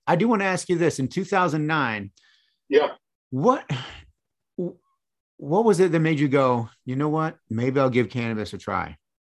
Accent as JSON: {"language": "English", "region": "Michigan", "country": "United States", "tie": "born or raised there", "said": "I grew up in Michigan"}